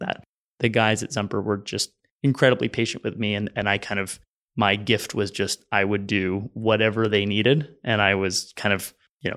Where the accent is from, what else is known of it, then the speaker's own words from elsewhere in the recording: San Francisco, California, United States; also born or lived in Los Angeles; I'm from San Francisco